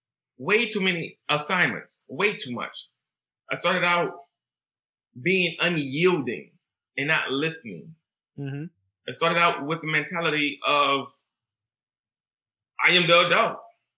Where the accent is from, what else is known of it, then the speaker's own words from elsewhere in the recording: Deep South, United States; Growing up in the Deep South, you are taught children should know their place.